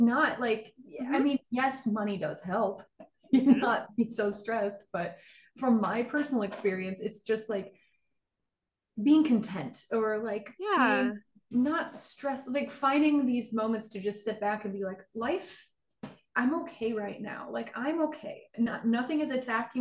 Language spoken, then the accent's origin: English; Michigan, United States; I'm from Michigan